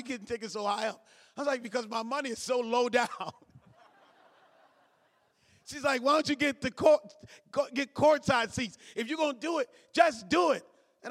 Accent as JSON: {"language": "English", "town": "Cleveland", "region": "Ohio", "country": "United States", "said": "I'm from Cleveland."}